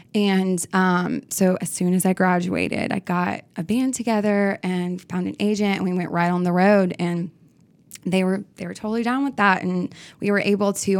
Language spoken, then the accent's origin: English; Nashville, Tennessee, United States; I grew up in Nashville